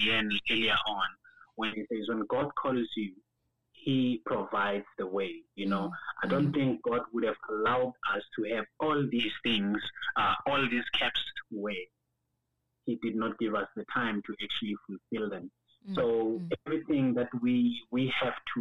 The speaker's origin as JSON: {"language": "English", "town": "Atteridgeville", "region": "Gauteng", "country": "South Africa", "tie": "born or raised there", "also_born_or_lived": "Nelspruit, Mpumalanga", "said": "I was born in Nelspruit, Mpumalanga, raised by my parents in Atteridgeville, in the dusty streets of Mshongoville."}